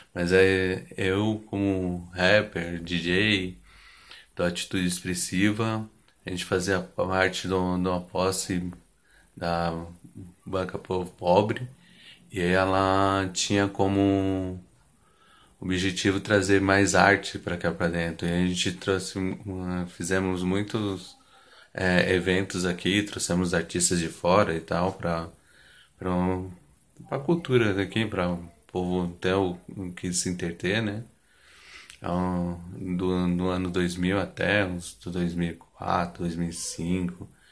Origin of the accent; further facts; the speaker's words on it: São Paulo, Brazil; sou aqui do Jardim Eliana, Grajaú.